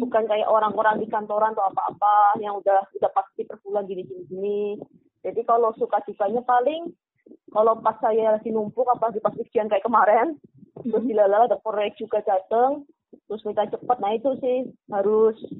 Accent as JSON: {"language": "Indonesian", "town": "Kebumen", "region": "Central Java", "country": "Indonesia", "moved": "yes", "lives_now": "Yogyakarta, Indonesia", "said": "Asal saya di Kebumen"}